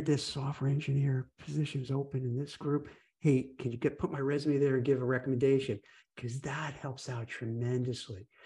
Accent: New York City, New York, United States; growing up in New York City

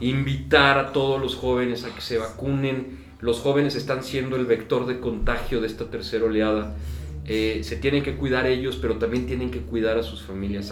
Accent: Celaya, Guanajuato, Mexico; moved away as an adult; also born or lived in Monterrey, Mexico / Barcelona, Spain / Madrid, Spain; en el año 2000 regreso a Celaya, de donde soy originario

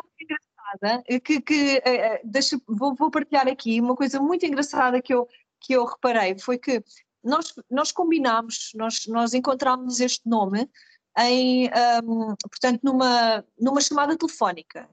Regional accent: Carcavelos, Lisbon, Portugal; sou natural de Carcavelos, onde, de onde estou a gravar neste momento

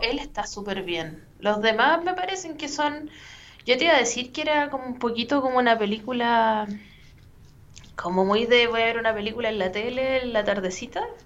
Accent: Chile; accent: Chilean

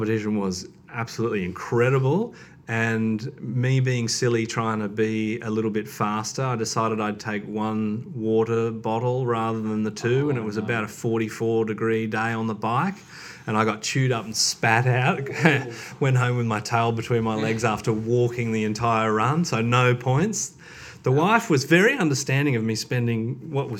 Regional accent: Wagga Wagga, New South Wales, Australia; also born or lived in Penrith / Griffith; now in Newcastle, Australia; a kid that grew up around Wagga and Griffith

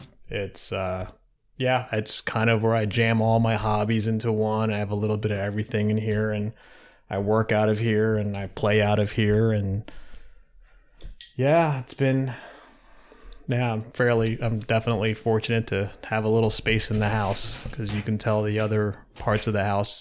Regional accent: Darby, Pennsylvania, United States; born there; also born or lived in Savannah, Georgia / Newark, Delaware; So I was born in Philadelphia, right outside of Philadelphia in Darby, Pennsylvania. And spent a couple of years there. My sister was born a year later. And we moved to Savannah, Georgia for like 4 years.

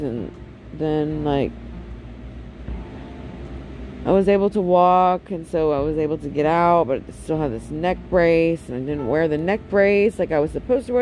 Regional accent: United States; my home country, my United States of America

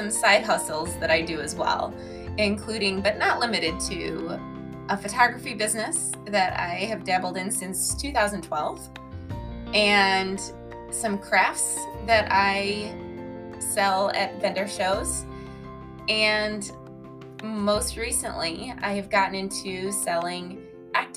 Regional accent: Illinois, United States; also born or lived in Wisconsin; I am born and raised in the Midwest, mainly in Illinois and a little bit of Wisconsin as well

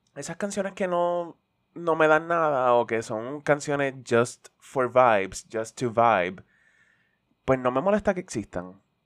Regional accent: Puerto Rico; como puertorriqueño independentista y redento

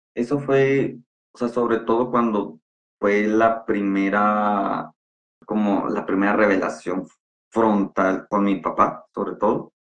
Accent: San Luis Río Colorado, Sonora, Mexico; now in Monterrey, Mexico; Soy originario de Sonora, de un ranchito que se llama San Luis Río Colorado. Actualmente ya vivo en Monterrey

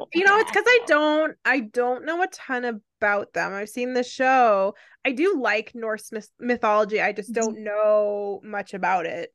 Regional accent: Canada; I'm Canadian

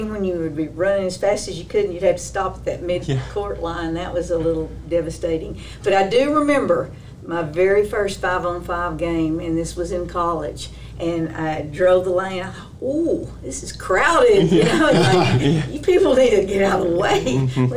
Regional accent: Crandall, Texas, United States; came to Crandall. That's my hometown. That's where I was raised in.

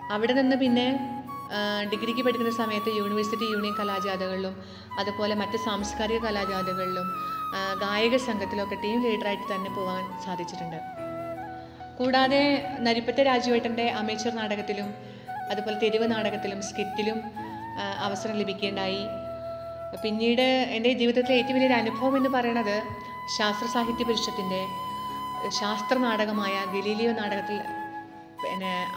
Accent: Cherpulassery, Kerala, India; ചെർപ്പുളശ്ശേരിയിലാണ് ഞാൻ ജനിച്ചതും വളർന്നതും ഇപ്പോൾ താമസിക്കുന്നതും

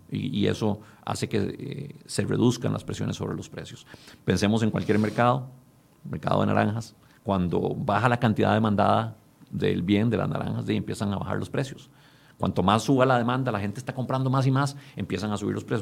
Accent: Costa Rica; nosotros como costarricenses

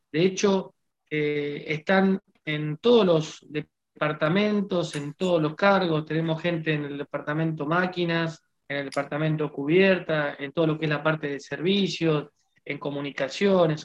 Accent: Argentina

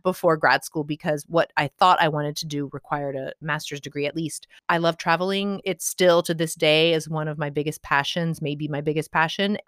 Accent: Midwest, United States; I'm from the Midwest

